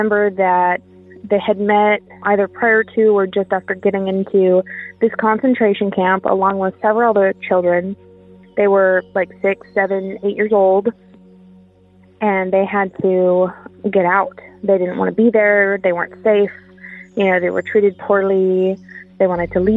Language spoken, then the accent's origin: English; Montana, United States; now in Texas, United States; I'm formerly from Montana